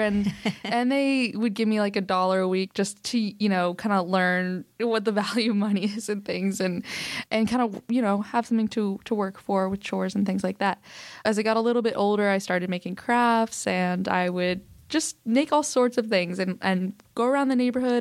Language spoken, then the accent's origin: English; Oklahoma City, Oklahoma, United States; I was born in Oklahoma City, Oklahoma